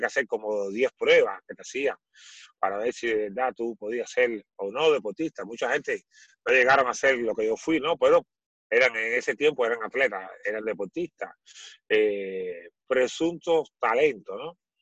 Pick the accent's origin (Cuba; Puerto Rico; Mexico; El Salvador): Cuba; born or raised there; moved away as an adult; now in Chile